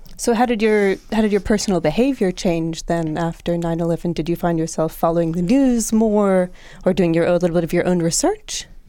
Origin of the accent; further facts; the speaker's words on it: United States; as an American myself